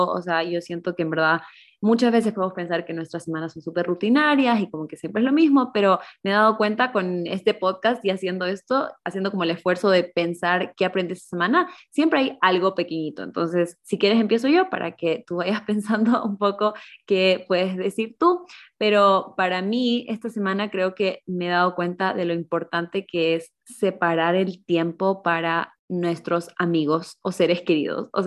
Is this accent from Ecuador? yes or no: yes; Ecuador; moved away as an adult; now in Germany; yo soy de Ecuador, pero vivo normalmente en Alemania